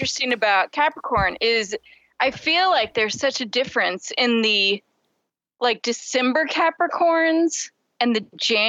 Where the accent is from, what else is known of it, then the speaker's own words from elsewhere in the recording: Springfield, Missouri, United States; I hated it as a kid growing up in Springfield, Missouri.